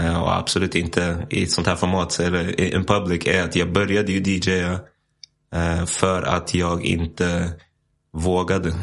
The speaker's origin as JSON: {"language": "Swedish", "town": "Stockholm", "region": "Stockholm County", "country": "Sweden", "tie": "born or raised there", "also_born_or_lived": "United States / Iceland / Nässjö", "moved": "as an adult", "lives_now": "Spain", "said": "jag växte upp i Hässelby"}